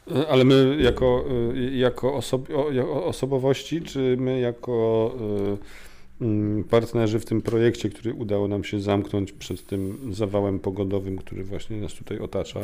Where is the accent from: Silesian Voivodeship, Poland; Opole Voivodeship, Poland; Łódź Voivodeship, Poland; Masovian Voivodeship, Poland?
Masovian Voivodeship, Poland; Warsaw; ja jestem z Warszawy